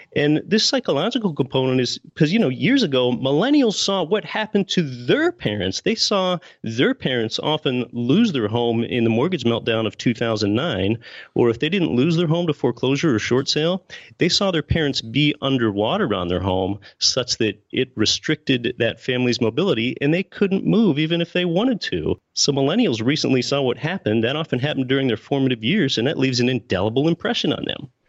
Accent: Pennsylvania, United States; now in Anchorage, United States; I was born and raised in Pennsylvania

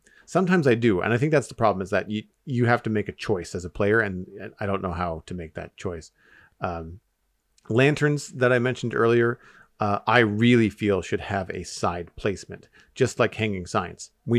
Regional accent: Canada; As a Canadian, I think that would be really, really

